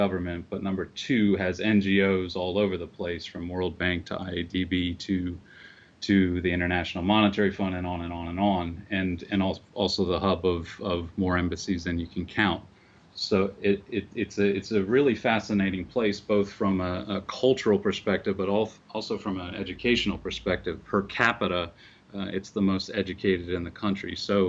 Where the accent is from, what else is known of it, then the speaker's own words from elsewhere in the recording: Washington, District of Columbia, United States; also born or lived in Istanbul, Turkey / Greece / France / Italy; I was born in Istanbul, Turkey, and lived in Europe for basically the first 5 years of my life, from Greece to France to Italy, and then here to the United States, where I spent the majority of my life growing up in the D.C. area.